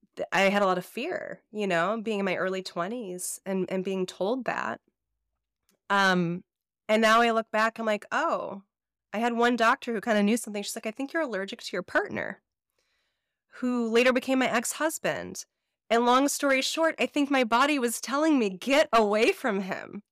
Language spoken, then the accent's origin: English; Chicago, Illinois, United States; I'm from the Midwest, and so, and I grew up in the suburbs of Chicago